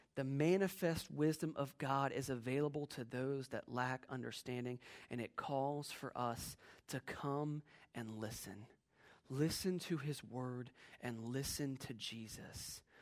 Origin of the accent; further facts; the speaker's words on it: Virginia, United States; as a kid, uh, growing up in Virginia